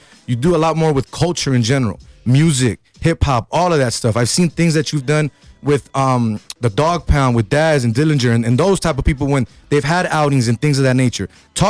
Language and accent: English; Los Angeles, California, United States; moved away; I grew up in South Central LA.